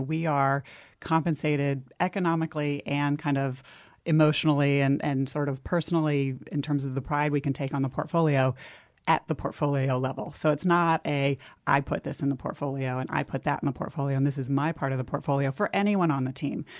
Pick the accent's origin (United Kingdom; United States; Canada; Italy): United States; New Jersey; I grew up in New Jersey